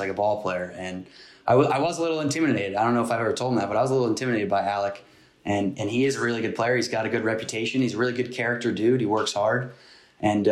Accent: Northeast, United States; I'm from the Northeast. My parents are from Jersey, and I got some Italian in me

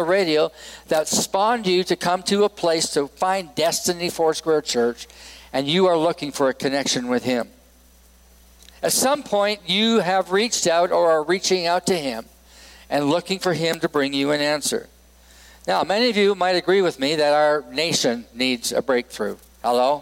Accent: Edmonton, Alberta, Canada; moved away as an adult; also born or lived in Vancouver, British Columbia / Los Angeles, California; now in Laramie, United States; Edmonton, Alberta, Canada, which is my home and native land. I am a Canadian and an American, so I'm both

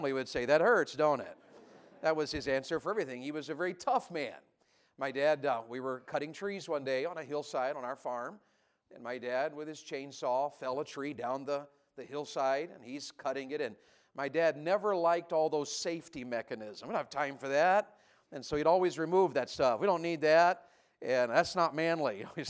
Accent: Tennessee, United States; I grew up in Tennessee

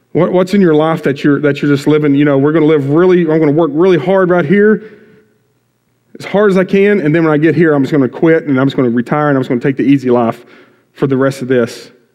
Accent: Bowie, Texas, United States; moved away as an adult; now in Waco, United States; born and raised in Bowie, been in Crossroads since it started.

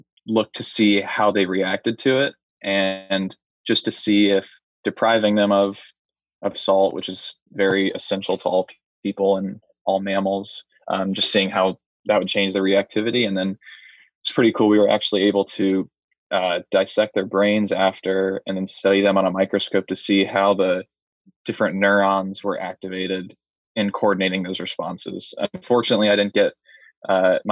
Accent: Gainesville, Florida, United States; moved away; go back to Gainesville and play in my hometown in front of my family

